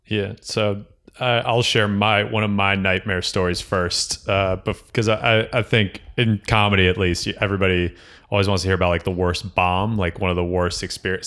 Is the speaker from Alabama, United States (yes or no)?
no; Bergen County, New Jersey, United States; I'm from Bergen County